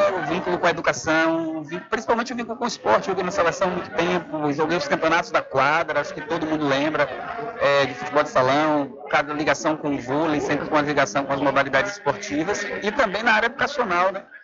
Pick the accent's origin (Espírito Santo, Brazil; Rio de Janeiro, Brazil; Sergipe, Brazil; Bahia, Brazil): Bahia, Brazil; Santo Amaro; born there; Para surpresa de muitos, eu não sou cidad... não era cidadão cachoeirano. Eu sou nascido em Santonário da Purificação. Na época, meu pai tinha uma loja lá.